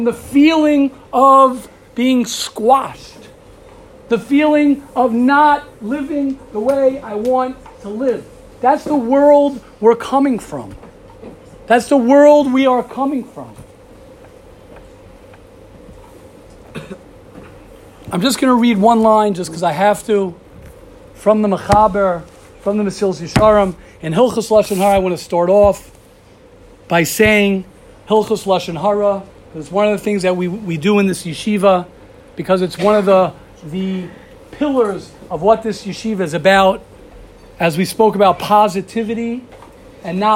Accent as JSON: {"language": "English", "country": "United States", "moved": "as an adult", "lives_now": "Israel", "said": "I'm an American. I'm a proud American"}